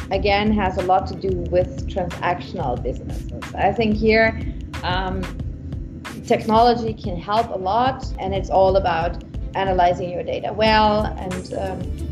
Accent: Munich, Bavaria, Germany; I'm a local girl, like I am from Munich

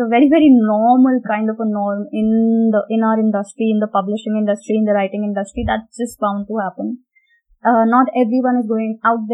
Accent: India; also born or lived in England

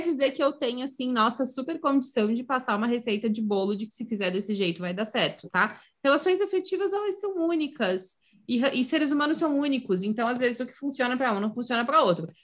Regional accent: Santa Catarina, Brazil; eu sou de Santa Catarina

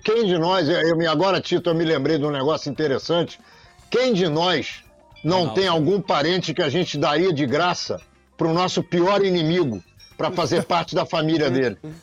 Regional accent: Rio de Janeiro, Brazil; eu, judeu, que nasci em Copacabana, no Rio de Janeiro

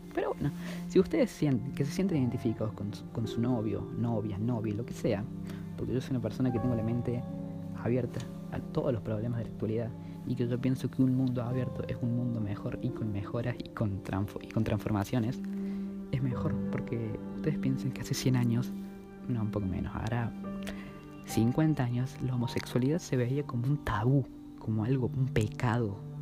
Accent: Córdoba, Argentina; soy de Córdoba, capital argentina, tengo 16 años

